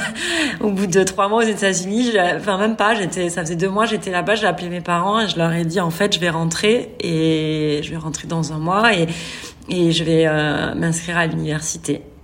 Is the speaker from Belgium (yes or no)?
no; France; moved away as an adult; also born or lived in Qatar; now in Saudi Arabia; Je suis française expatriée en Arabie Saoudite